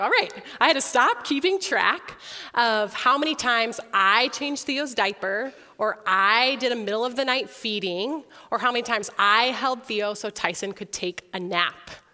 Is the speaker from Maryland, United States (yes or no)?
no; Sioux Falls, South Dakota, United States; also born or lived in Orange City, Iowa / Holland, Michigan; I was also born and raised in Sioux Falls, just right across the street from here